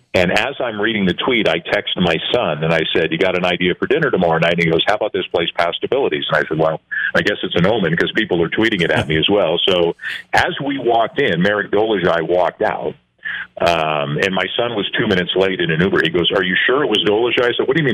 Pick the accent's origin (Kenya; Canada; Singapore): Canada; I am Canadian